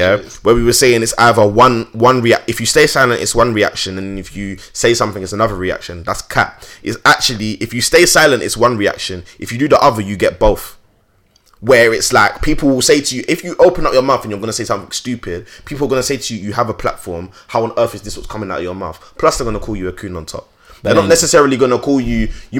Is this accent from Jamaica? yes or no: yes; Jamaica; I'm, as a Jamaican as well, it's just extra embarrassing for me